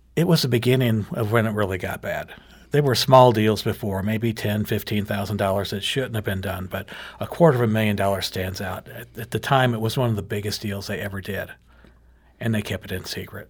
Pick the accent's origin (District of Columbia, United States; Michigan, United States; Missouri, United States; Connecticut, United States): Missouri, United States; Jefferson County; I'm from Jefferson County